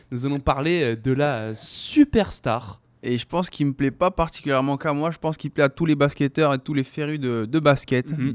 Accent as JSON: {"language": "French", "town": "Amiens", "region": "Hauts-de-France", "country": "France", "tie": "born there", "said": "Je suis né à Amiens."}